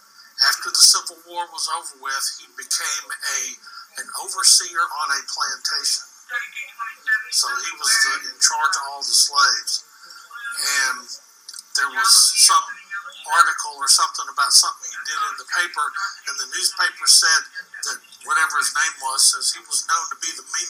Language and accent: English; Ohio, United States; And I did find evidence of some slave owning part of my family, even though we're from Ohio and didn't nobody up there.